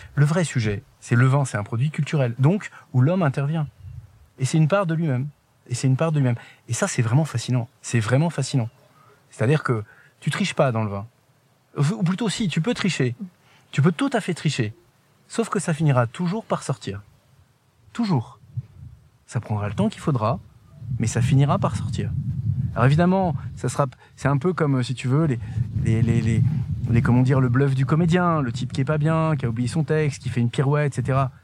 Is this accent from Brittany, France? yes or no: no; Paris, Île-de-France, France; also born or lived in Haute-Loire; now in Espaly-Saint-Marcel, France; je suis né euh, à Paris. J'ai appris à grandir, j'ai appris à marcher euh, dans le jardin des Tuileries. Mes parents habitaient dans le deuxième